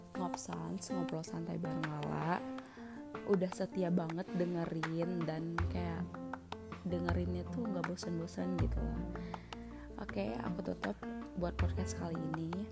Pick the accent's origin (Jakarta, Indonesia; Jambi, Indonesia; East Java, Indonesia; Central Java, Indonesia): Jambi, Indonesia; Bungo Regency